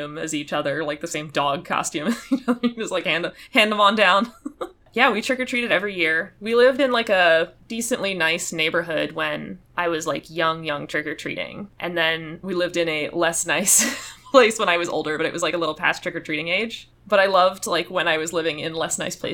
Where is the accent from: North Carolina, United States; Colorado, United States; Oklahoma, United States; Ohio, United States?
North Carolina, United States; I grew up in North Carolina